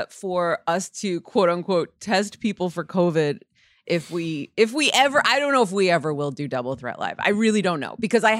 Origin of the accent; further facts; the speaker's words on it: United States; Yes, I remember that. I'm American.